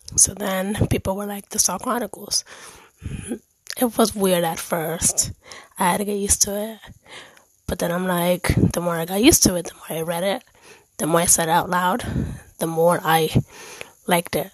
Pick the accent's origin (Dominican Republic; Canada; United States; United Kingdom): Dominican Republic; also born or lived in Germany; I am Dominican. I was born in Erlich in Germany